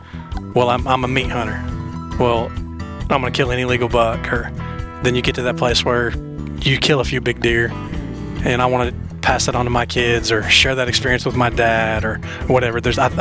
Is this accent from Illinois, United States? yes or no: no; Indiana, United States; now in Tennessee, United States; I grew up in Indiana and kind of cut my teeth on the cornfields up there trying to learn how to kill a whitetail deer